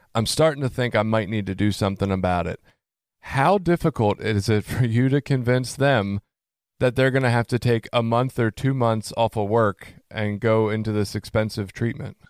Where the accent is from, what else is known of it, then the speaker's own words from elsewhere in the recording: Baltimore, Maryland, United States; moved away; I come from Baltimore originally